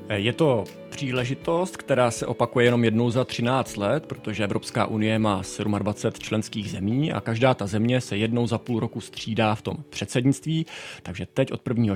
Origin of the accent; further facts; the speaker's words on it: Czechia; moved away as an adult; now in Brussels, Belgium; my máme jako Češi